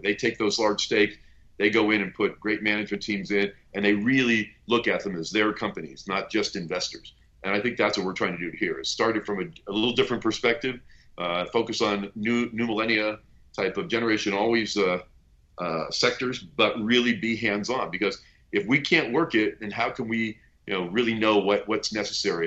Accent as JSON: {"language": "English", "area": "Bay Area", "region": "California", "country": "United States", "tie": "born or raised there", "moved": "yes", "lives_now": "Southern California, United States", "said": "I am a transplant down here to Southern California. I grew up in the Bay Area, a long-suffering Golden State Warrior fan."}